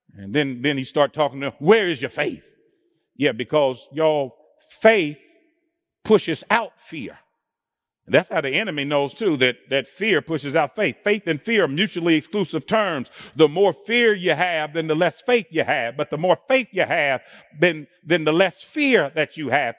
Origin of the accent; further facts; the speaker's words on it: Indianapolis, Indiana, United States; I'm born and raised in Indianapolis